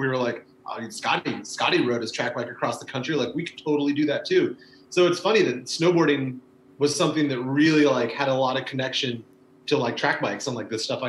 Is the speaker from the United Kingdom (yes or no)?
no; West Coast, United States; And then Portland ended up winning out just because I'm from the West Coast. My mom still lives up in Olympia, friends and stuff.